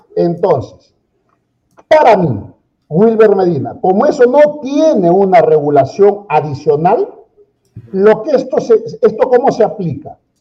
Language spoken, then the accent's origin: Spanish; Peru; como todo peruano